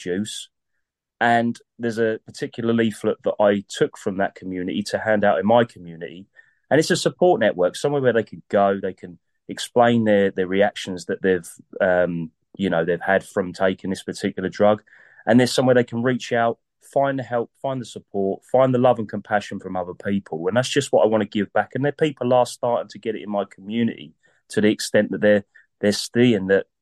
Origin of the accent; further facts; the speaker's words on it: southern England, United Kingdom; us southerners